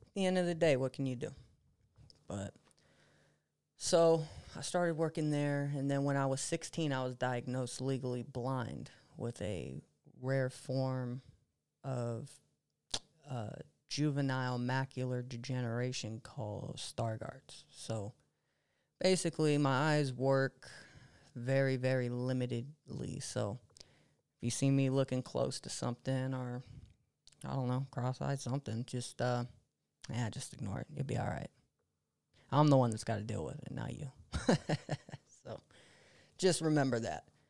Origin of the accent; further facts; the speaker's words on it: Monterey, California, United States; now in Fresno, United States; I moved from Fresno to Monterey